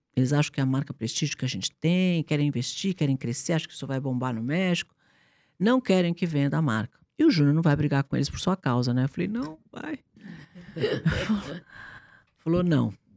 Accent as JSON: {"language": "Portuguese", "region": "São Paulo", "country": "Brazil", "tie": "born or raised there", "said": "eu nasci, eu nasci eh, aqui em São Paulo"}